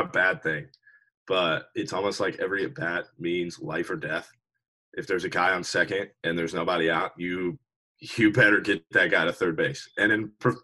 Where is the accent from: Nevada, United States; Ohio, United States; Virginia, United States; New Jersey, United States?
Virginia, United States; Richmond; also born or lived in Norfolk, Virginia; So I'm from Richmond, Virginia, like you said. I went to James River High School in Richmond